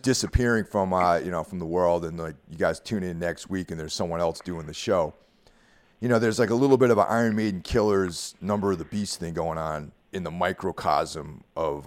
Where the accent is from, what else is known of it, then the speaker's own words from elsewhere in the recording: Carmel, New York, United States; moved away; back in my hometown of Carmel, New York